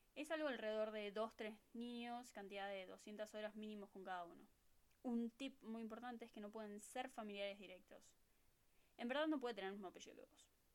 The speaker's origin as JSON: {"language": "Spanish", "region": "Buenos Aires", "country": "Argentina", "first_language": "Spanish", "moved": "as an adult", "lives_now": "California, United States", "said": "de Buenos Aires, Argentina"}